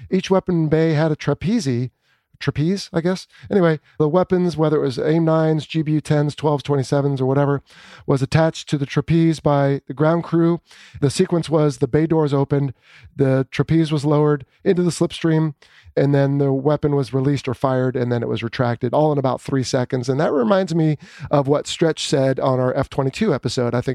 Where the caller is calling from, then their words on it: Florida, United States; from South Florida